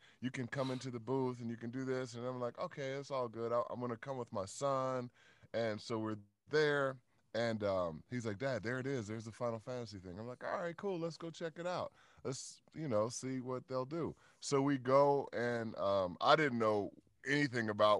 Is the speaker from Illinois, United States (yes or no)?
yes; Chicago, Illinois, United States; I grew up in Chicago on the South Side